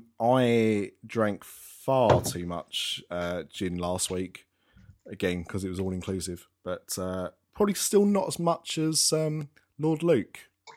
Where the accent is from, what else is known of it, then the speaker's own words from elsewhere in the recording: United Kingdom; because I'm British and I'm old.